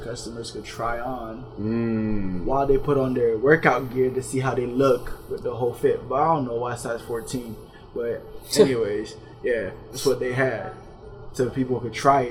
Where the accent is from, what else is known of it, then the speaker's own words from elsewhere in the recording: Florida, United States; I'm from Florida